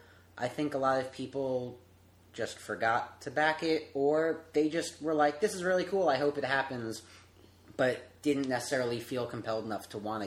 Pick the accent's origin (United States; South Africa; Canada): United States; Connecticut; I grew up in Connecticut.